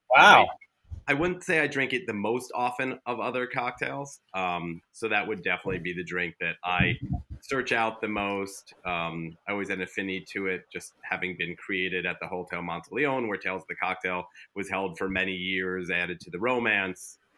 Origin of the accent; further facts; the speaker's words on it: Westchester County, New York, United States; also born or lived in Manhattan, New York; I grew up in Westchester County, New York, and then lived in Manhattan by far the majority of my life